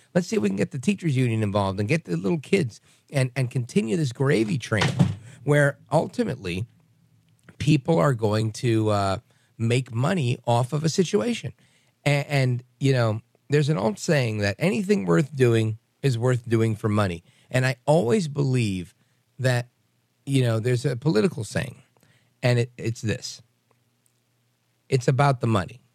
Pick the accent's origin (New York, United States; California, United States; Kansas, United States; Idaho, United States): New York, United States; as a kid growing up in New York